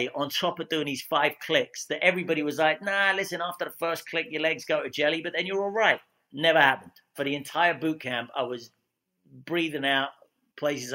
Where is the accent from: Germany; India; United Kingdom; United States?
United Kingdom; Scotland; accent: British; I'm a Scotsman with a dodgy English accent